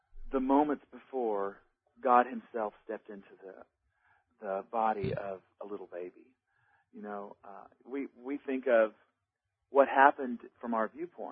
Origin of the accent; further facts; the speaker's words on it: Tomball, Texas, United States; I grew up in Texas. North of Houston, in a little town, Tomball, Texas.